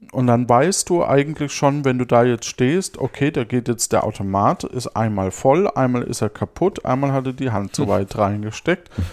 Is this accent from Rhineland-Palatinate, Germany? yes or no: no; near Würzburg, Bavaria, Germany; aus der Nähe von Würzburg, wo ich herkomme.